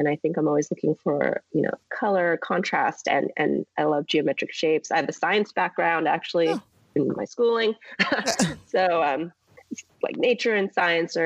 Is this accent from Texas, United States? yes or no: no; Santa Rosa, California, United States; also born or lived in Berkeley, California; now in Los Angeles, United States; I grew up in Santa Rosa, which is a bigger city now, but it was a small town in Northern California